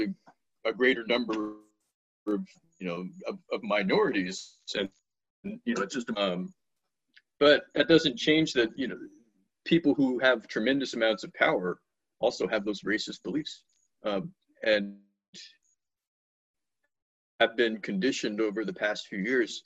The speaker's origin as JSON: {"language": "English", "town": "Washington", "region": "District of Columbia", "country": "United States", "tie": "born or raised there", "also_born_or_lived": "Atlanta, Georgia", "moved": "yes", "said": "when I was a kid, I was raised in Washington, D.C."}